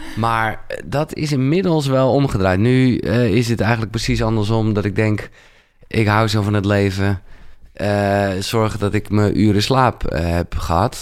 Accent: Haarlem, North Holland, Netherlands; geboren in Haarlem, 1977

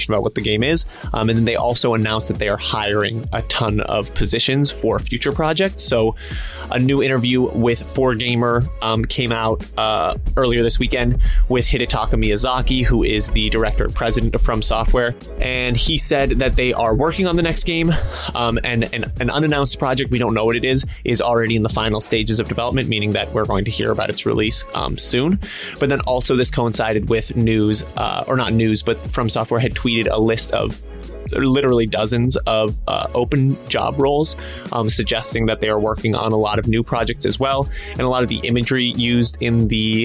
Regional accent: Boulder, Colorado, United States; also born or lived in Denver; I'm from Boulder, but I've spent a lot of time in Denver as well

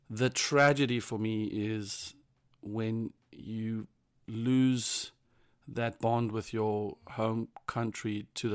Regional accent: South Africa; now in London, United Kingdom

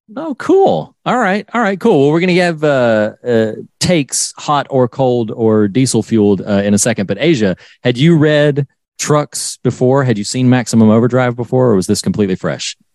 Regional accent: North Carolina, United States; I'm from North Carolina and uh Wilmington is an area that I knew well.

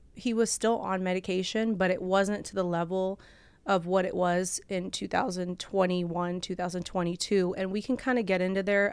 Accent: Orange County, California, United States; also born or lived in Bulgaria / Lancaster, California; I grew up in Orange County, but I originally am from Europe. So I came from Bulgaria

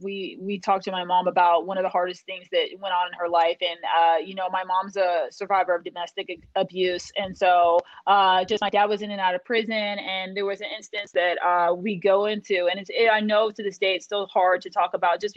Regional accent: Des Moines, Iowa, United States; I was born and raised in Des Moines, Iowa

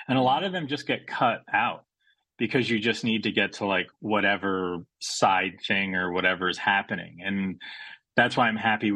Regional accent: United States; I grew up in the States, but both my parents are from Australia

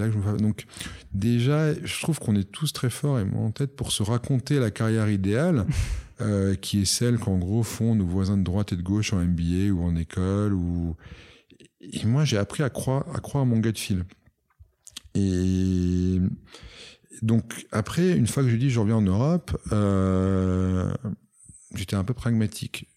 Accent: Monaco; also born or lived in United States / London; je suis monégasque

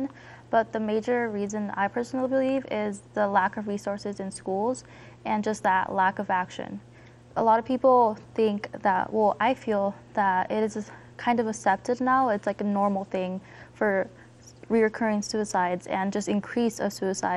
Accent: Denver, Colorado, United States; I'm from Southwest Denver

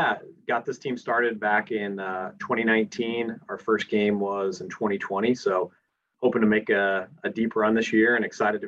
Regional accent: Fort Wayne, Indiana, United States; I'm from Fort Wayne, Indiana. I graduated from Purdue in 2009.

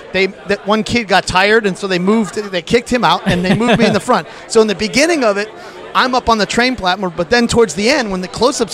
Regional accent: Chicago, Illinois, United States; Born in Chicago.

